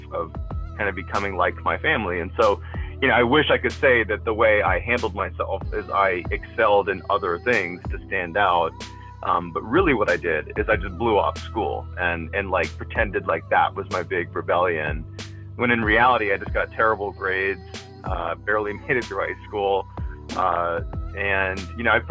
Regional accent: Quincy, Massachusetts, United States; moved away; I'm originally from Quincy, Massachusetts, which is maybe 10 minutes south of Boston proper

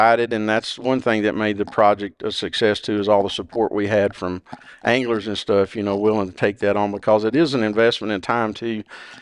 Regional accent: Watts Bar Reservoir, Tennessee, United States; I grew up on Watts Bar Reservoir

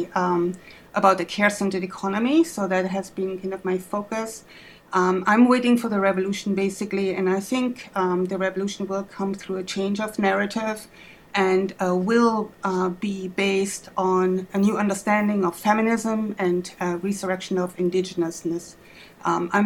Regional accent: Germany; English is a second language; moved away as an adult; now in Twin Cities, United States; Maybe you hear my accent. I'm from Germany originally, but have been in the United States since 1991. I came here to pursue a PhD

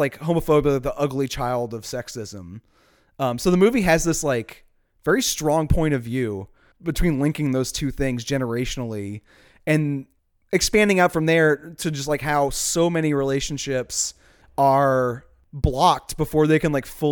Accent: Chalmette, Louisiana, United States; accent: Chalmette; My Chalmette accent doesn't have quite the finesse that it needs

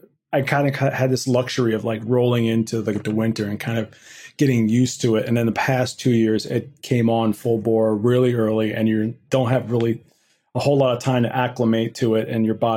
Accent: Midwest, United States; And then unfortunately for myself as a Midwesterner, been digging out of the snow for the past couple of days and dealing with typically January temperatures at this point in Minnesota.

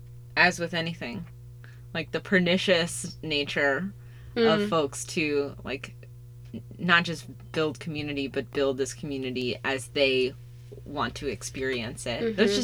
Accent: New York City, New York, United States; I'm from Brooklyn.

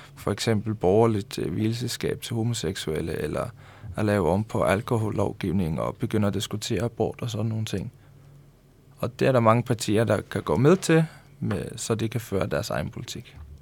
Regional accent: Tórshavn, Faroe Islands; moved away as an adult; now in Denmark; Vi kommer begge to fra hovedstaden

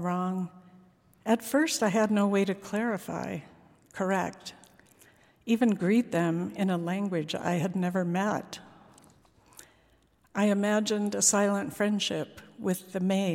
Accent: Colorado, United States; born or raised there; also born or lived in Brazil

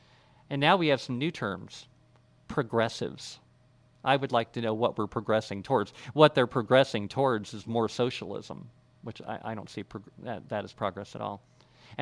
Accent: United States; we all live in a civilization based on these principles as American citizens

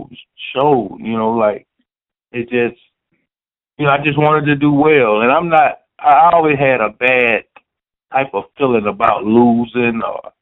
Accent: the South, United States; I'm from the South, so and I'm also a freshman, so I'm learning as I go.

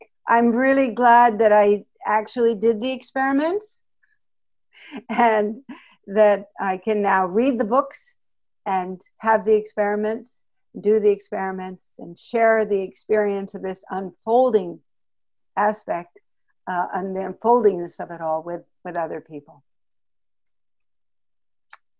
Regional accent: Oregon, United States; I come from Oregon

